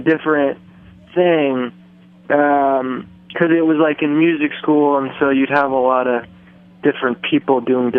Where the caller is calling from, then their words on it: New York City, New York, United States; I'm calling from New York City, New York.